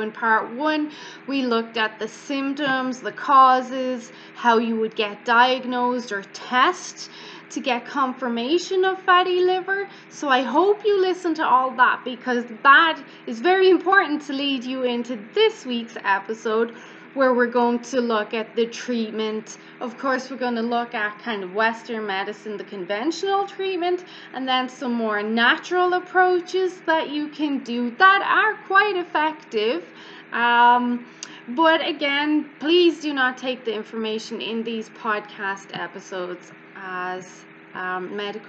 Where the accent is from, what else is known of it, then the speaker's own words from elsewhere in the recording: Ireland; I'm Irish and we pronounce our words quite harsh